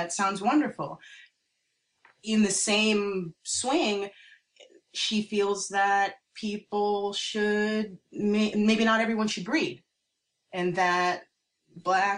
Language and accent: English; New York City, New York, United States; I grew up in New York City